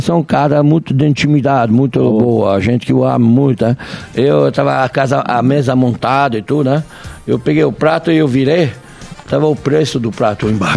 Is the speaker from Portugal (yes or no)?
no; France; now in Brazil; eu sou francês, eu não sou brasileiro